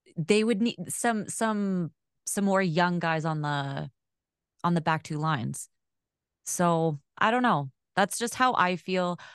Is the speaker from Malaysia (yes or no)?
no; Winnipeg, Manitoba, Canada; born or raised there; also born or lived in Alberta